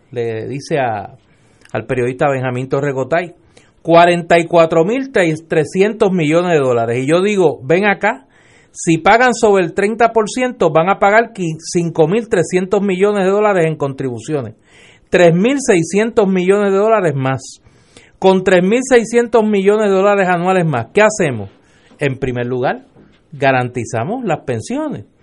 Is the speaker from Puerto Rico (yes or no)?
yes; Puerto Rico; Yo como puertorriqueño